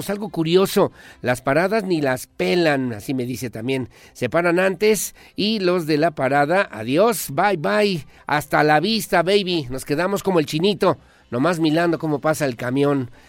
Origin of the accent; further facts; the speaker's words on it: Querétaro, Mexico; now in Monterrey, Mexico; le envío un cordial saludo desde la Sultana del Norte, Monterrey, Nuevo León, donde siempre, como buen queretano, lo escucho a usted por la mañana mediante la aplicación de Simple Radio.